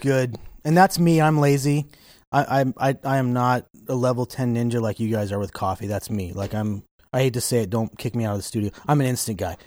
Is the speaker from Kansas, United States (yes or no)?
yes; Kansas, United States; moved away; also born or lived in Wyoming; I grew up in Kansas